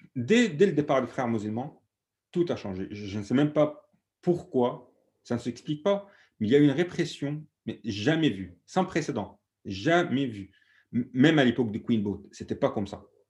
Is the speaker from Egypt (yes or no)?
yes; Alexandria, Alexandria Governorate, Egypt; French is a second language; moved away as an adult; now in France; moi, je viens d'Alexandrie, d'un quartier très très pauvre. Et, euh, je suis né dans les années 70, fin 70.